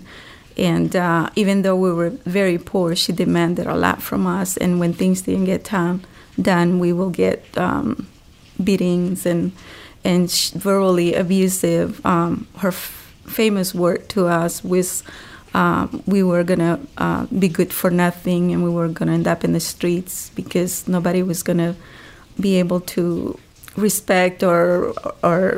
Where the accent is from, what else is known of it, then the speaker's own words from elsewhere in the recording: Honduras; moved away as an adult; I grew up in a very small village in Honduras.